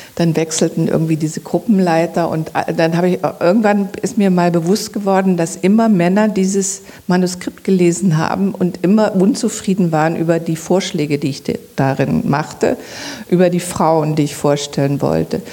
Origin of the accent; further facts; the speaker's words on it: Zwickau, Saxony, Germany; moved away; also born or lived in Berlin; da, wo ich herkomme, in Zwickau, wurden die Kohlen auf den Hof gekippt und ich musste die mit meiner Schwester in den Eimer rein